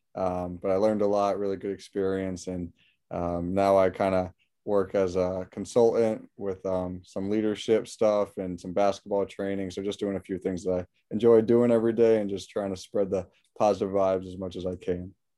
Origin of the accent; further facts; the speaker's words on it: West Hartford, Connecticut, United States; I'm born and raised in West Hartford, Connecticut